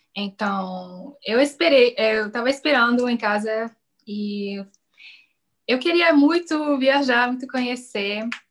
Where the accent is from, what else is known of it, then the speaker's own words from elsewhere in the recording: Canada; Portuguese is a second language; eu sou canadense, eu falo inglês e francês